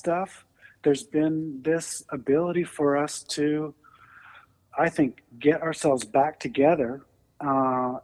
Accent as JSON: {"language": "English", "country": "Canada", "moved": "yes", "lives_now": "United States", "said": "I am a first-generation immigrant from Canada."}